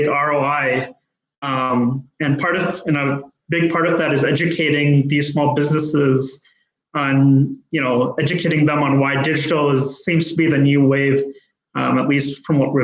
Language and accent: English; Rochester Hills, Michigan, United States; I was born and raised in Rochester Hills, Michigan.